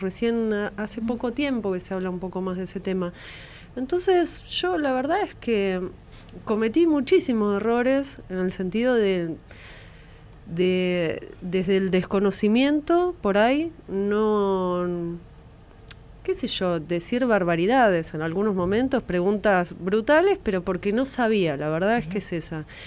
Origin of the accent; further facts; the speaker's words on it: La Plata, Buenos Aires Province, Argentina; Somos de La Plata, sí. Del Hospital de Niños eh, Ludovica de La Plata. Y la verdad es que es un lugar de referencia médico para mí y para mi familia, y ahí se atendieron mis hermanos, me atendí yo